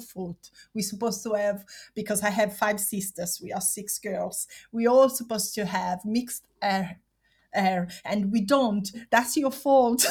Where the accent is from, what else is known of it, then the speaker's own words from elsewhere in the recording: Caserta, Campania, Italy; English is a second language; now in London, United Kingdom; I'm from Caserta, which is south near Naples